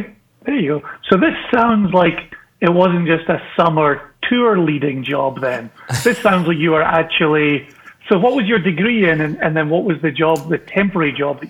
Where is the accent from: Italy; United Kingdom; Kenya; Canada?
United Kingdom; Ayr, Scotland; growing up in Ayr, not too far away from Glasgow, you know, blue-collar family